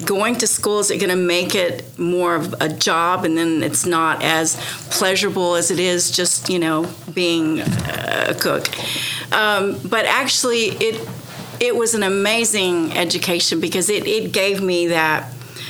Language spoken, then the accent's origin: English; Oklahoma, United States; moved away as an adult; also born or lived in Texas / Florida / Tennessee / South Carolina; I grew up in Oklahoma, and I mean I've lived in different states, you know, in Texas and Florida and Tennessee and South Carolina.